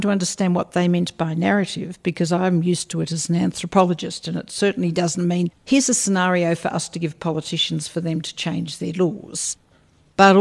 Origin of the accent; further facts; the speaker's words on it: Australia; I'm an Australian, and until the present Prime Minister, we were a very secular people.